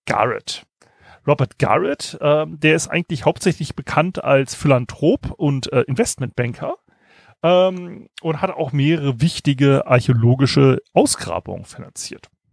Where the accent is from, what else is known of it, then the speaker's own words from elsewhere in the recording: Kiel, Schleswig-Holstein, Germany; ich als Kieler